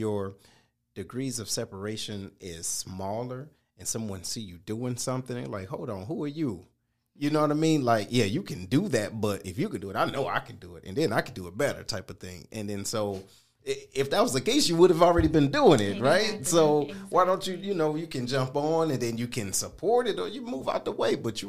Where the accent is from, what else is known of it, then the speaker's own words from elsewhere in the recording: Detroit, Michigan, United States; we are from Detroit. We from different parts of Detroit